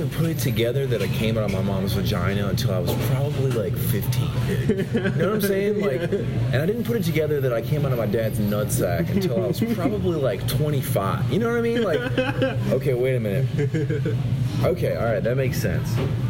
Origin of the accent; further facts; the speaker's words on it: Charlotte, North Carolina, United States; moved away as an adult; also born or lived in California; I grew up in Charlotte